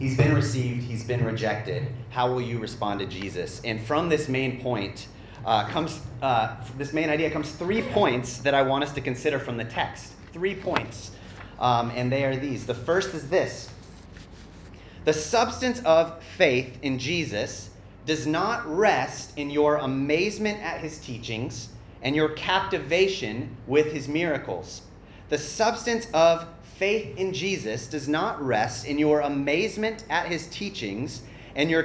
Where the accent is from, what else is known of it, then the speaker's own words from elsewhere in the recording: Arizona, United States; in my hometown, it was a really small town in Arizona